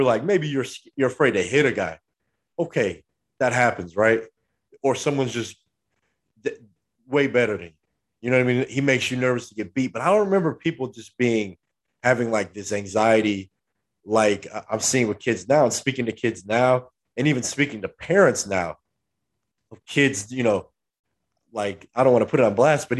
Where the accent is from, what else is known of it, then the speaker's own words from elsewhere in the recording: Southern California, United States; we're from SoCal